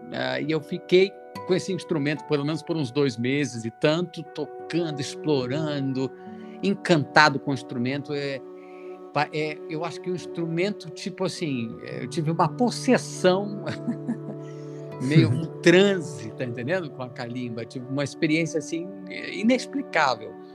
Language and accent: Portuguese; Brasília, Federal District, Brazil; Eu nasci em Brasília